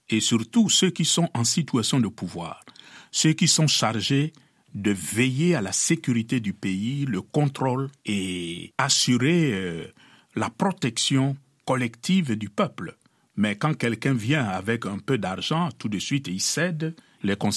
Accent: DR Congo; also born or lived in Kinshasa

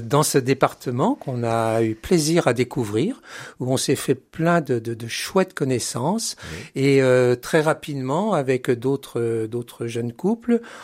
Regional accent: Centre-Val de Loire, France; moved away as an adult; also born or lived in Beauvais, Oise; on est originaire du, du Loiret. On a vécu jusqu'en 1980.

